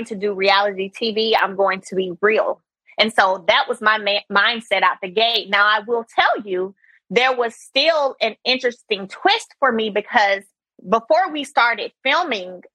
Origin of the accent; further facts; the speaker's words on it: Brundidge, Alabama, United States; I come from a very small town, one red light, Brundage, Alabama